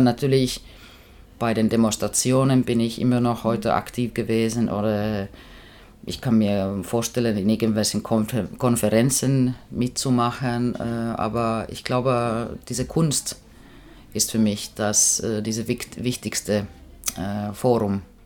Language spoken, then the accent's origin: German; Finland; German is a second language; moved away as an adult; also born or lived in East Germany; ich bin Finnin und ich komme aus Arbeiterfamilie